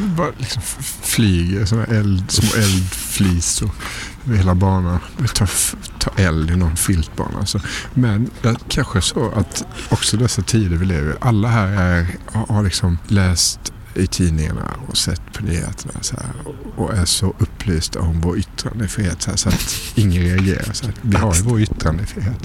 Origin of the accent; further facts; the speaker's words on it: Sweden; stolt som svensk